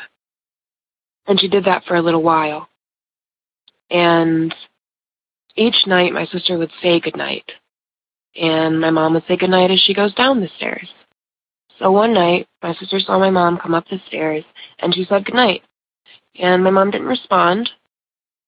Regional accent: Ohio, United States; I'm from Ohio

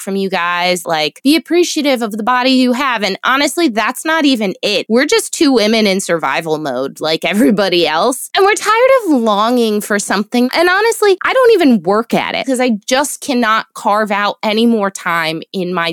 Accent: United States; I'm American

